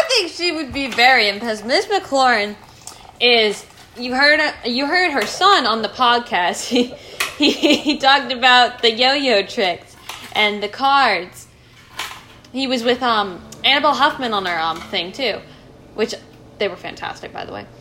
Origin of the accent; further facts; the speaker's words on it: England, United Kingdom; moved away; I am not from this country. I am from England